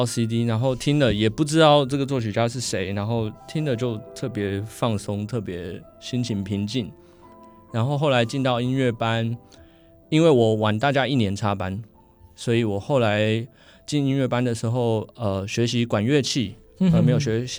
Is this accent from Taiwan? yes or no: yes; Penghu County, Taiwan; now in Austria; 因为我小时候在澎湖的合唱风气其实非常的盛行